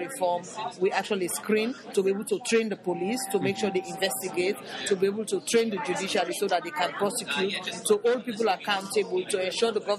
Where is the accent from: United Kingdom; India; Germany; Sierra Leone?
Sierra Leone; I come from a very traditional background in Sierra Leone. The area of the country where I come from, women's rights don't exist